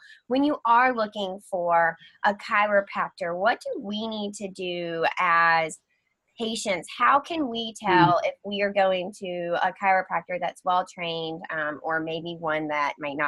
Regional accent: Mississippi, United States; moved away as an adult; also born or lived in Alabama; now in Boston, United States; I'm originally from Mississippi. I moved to Boston from the state of Alabama.

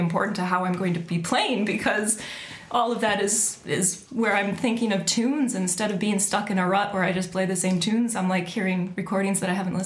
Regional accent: Michigan, United States; now in Inagh, Ireland; I'm from Michigan.

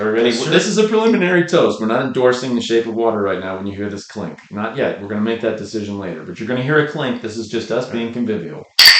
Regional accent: United States; Which we're American

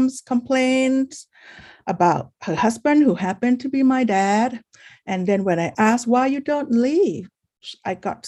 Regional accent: Bangkok, Thailand; now in California, United States; I am from Bangkok, Thailand, but I've been living in California for 26 years now.

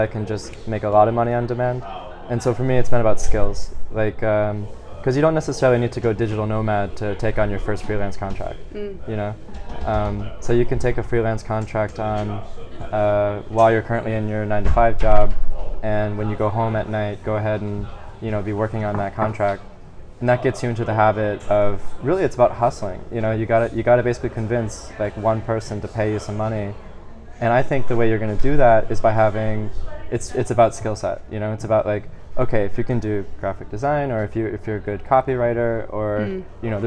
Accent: South Florida, United States; I'm from South Florida

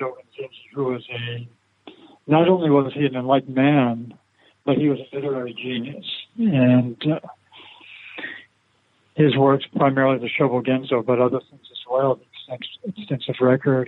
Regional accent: Iowa, United States; also born or lived in Obama, Japan / San Francisco, United States; now in St. Louis, United States; I was born in Iowa

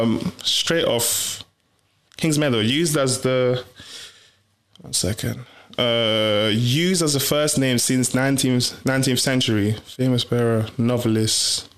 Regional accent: Italy; born there; It was more of like, I think, because I was born in Italy.

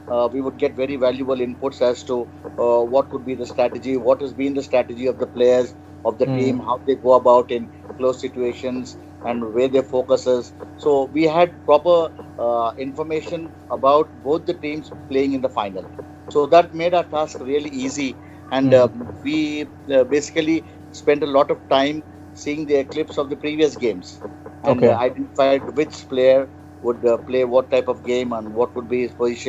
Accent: Hyderabad, Telangana, India; Yeah, I'm from Hyderabad.

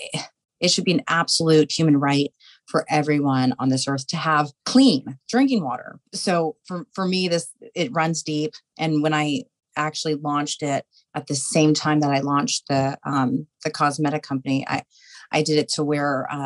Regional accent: Tampa, Florida, United States; I'm a born and raised Floridian. I was born and raised in Tampa. I'm a Tampa native

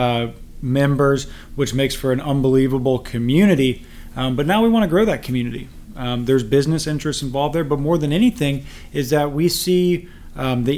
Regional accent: East Cobb, Georgia, United States; also born or lived in Cambridge, Massachusetts / Pennsylvania / Atlanta; I grew up in the East Cobb area, then Harvard for 4 years. And then I basically have lived in Atlanta since then.

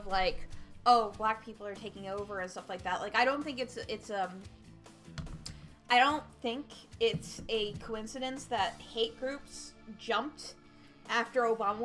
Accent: Virginia, United States; I'm from Virginia

